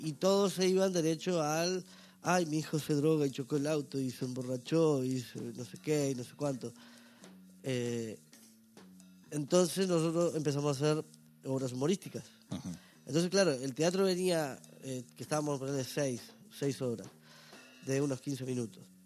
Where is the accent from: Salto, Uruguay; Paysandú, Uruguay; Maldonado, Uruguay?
Salto, Uruguay; moved away as an adult; now in Montevideo, Uruguay; yo vengo del norte de Uruguay, en realidad, una ciudad que se llama Salto